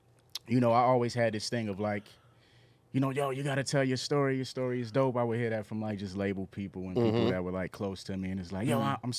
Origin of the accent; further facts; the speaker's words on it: South Carolina, United States; moved away; growing up in South Carolina with my parents.